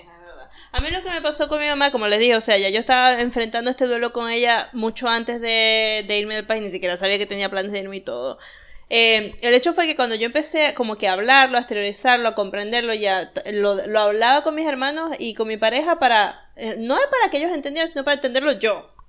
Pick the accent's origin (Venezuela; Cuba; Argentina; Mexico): Venezuela; moved away as an adult; cuando me fui de Venezuela